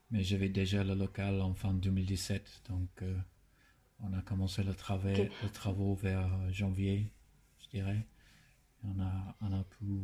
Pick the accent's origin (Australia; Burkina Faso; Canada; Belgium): Australia; Darwin, Northern Territory; born or raised there; French is a second language; moved away as an adult; also born or lived in Melbourne; now in Paris, France